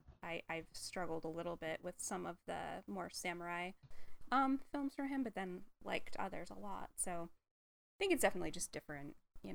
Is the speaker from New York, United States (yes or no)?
yes; Buffalo, New York, United States; accent: Buffalo; moved away; that's like really close to my home accent, because I'm from Buffalo, but basically we have a weird combination of like Midwest, Canada, and New York